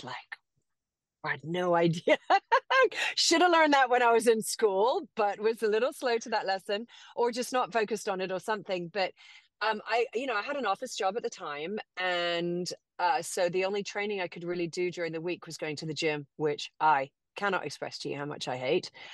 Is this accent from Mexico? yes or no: no; Cayman Islands; also born or lived in England; now in Austin, United States; born and raised in Grand Cayman, um, educated in England